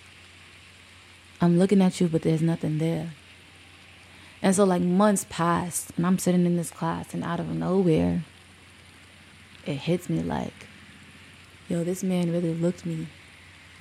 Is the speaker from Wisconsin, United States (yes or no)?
no; New York City, New York, United States; I might not have been raised in the hood, but I'm from Brooklyn